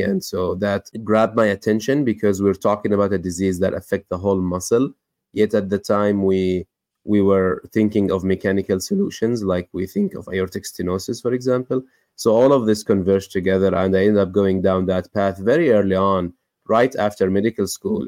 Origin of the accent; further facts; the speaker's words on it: West Bank, Palestine; moved away as an adult; now in United States; I grew up in the West Bank, Palestine, and then I went to medical school, then immediately after moved to the United States